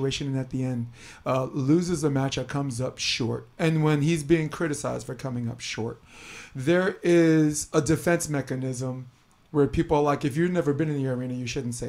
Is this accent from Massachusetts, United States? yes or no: no; New York, United States; now in California, United States; I live in California. I'm from New York.